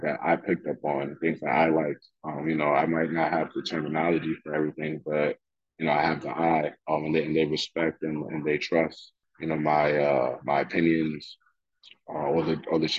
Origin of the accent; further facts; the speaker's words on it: New York City, New York, United States; I'm already from Staten Island, the Forgotten Borough. I'm already from Soul Hill, the Forgotten Hood and the Forgotten Borough.